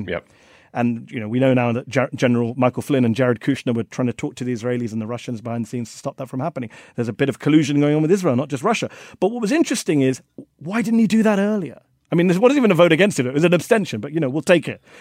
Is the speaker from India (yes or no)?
yes; India; I'm from India.